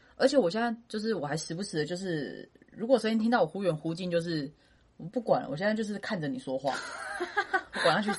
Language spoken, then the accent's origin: Chinese; Kaohsiung, Taiwan; moved away as an adult; now in Taipei, Taiwan; 我是南部人嘛，在高雄人，嗯，然后来台北工作